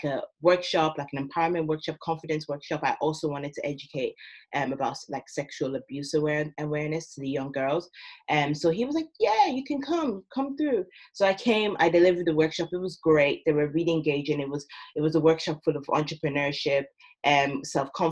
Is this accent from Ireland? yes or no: yes; Ireland; moved away as an adult; also born or lived in Nigeria; now in United Kingdom; I'm originally Nigerian. I've grown up in Ireland my whole life.